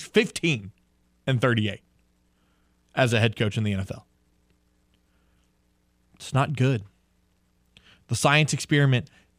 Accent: South Louisiana, United States; I've lived in South Louisiana my whole life

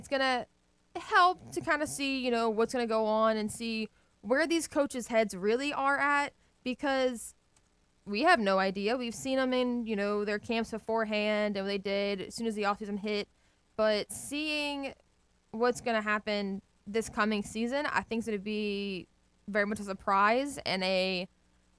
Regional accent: Louisiana, United States; we are from Louisiana

